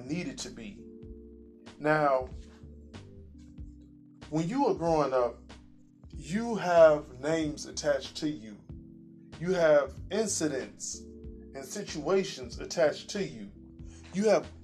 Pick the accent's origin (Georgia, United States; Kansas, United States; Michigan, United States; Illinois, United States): Illinois, United States; Chicago; now in Indiana, United States; I'm originally from Chicago, but I currently live in Indiana